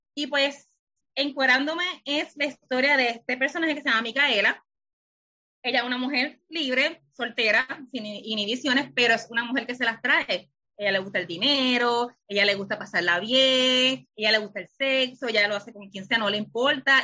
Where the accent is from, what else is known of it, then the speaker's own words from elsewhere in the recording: Lajas, Puerto Rico; moved away as an adult; now in San Juan, Puerto Rico; Soy de Lajas, pero vivo en San Juan.